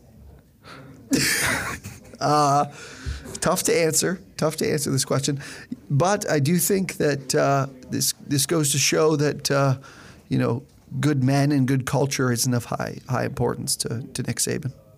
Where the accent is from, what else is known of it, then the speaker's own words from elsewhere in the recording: Canada; we're Canadian, so we went to Windsor